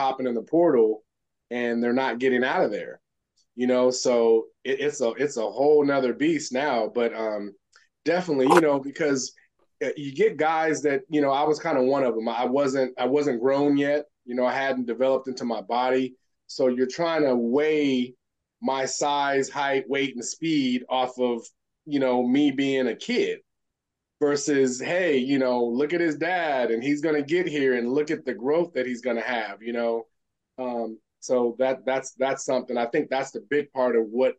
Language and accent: English; Elk Grove, United States; moved away as an adult; I'm coming from Elk Grove High School